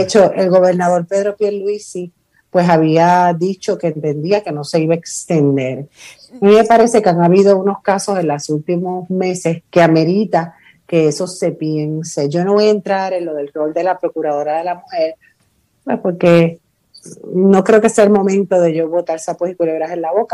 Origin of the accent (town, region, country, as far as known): Puerto Rico